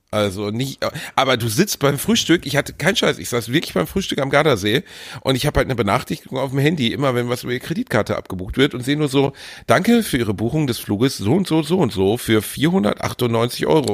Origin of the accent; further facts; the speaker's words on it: Germany; so sind wir Deutsche halt